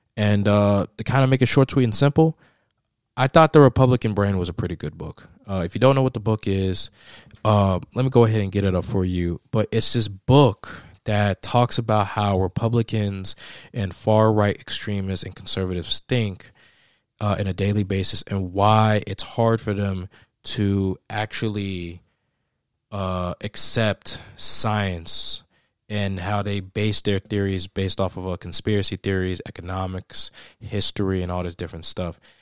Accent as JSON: {"language": "English", "region": "Tennessee", "country": "United States", "tie": "born or raised there", "said": "the state of Tennessee, my home state"}